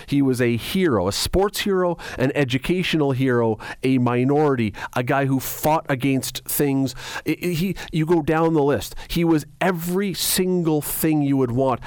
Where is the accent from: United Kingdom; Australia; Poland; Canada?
Canada; we're Canadian and most of us have skated